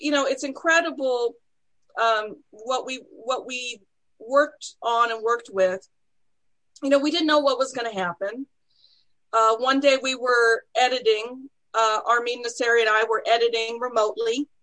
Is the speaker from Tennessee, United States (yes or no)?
no; Texas, United States; moved away; I'm originally from Texas. I'm a Texas snow baby